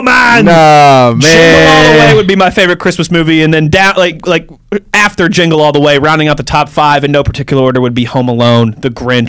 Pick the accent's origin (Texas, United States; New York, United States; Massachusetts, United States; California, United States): Massachusetts, United States; New Bedford; I'm from New Bedford, Massachusetts.